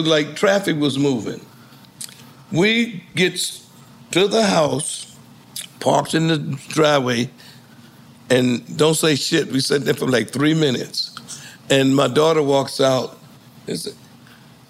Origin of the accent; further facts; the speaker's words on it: New Jersey, United States; I'm from New Jersey with concrete everything